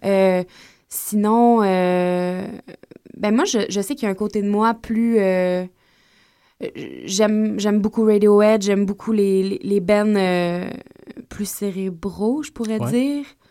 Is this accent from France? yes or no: no; Gaspésie, Quebec, Canada; moved away; quand on était jeunes, en Gaspésie encore, on a commencé à faire des spectacles ensemble.